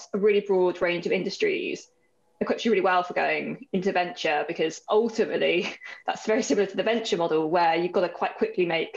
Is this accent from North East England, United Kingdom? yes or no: no; Worcestershire, West Midlands, United Kingdom; moved away as an adult; now in London, United Kingdom; I'm originally from Worcestershire, but like been based in London for the best part of 10 years.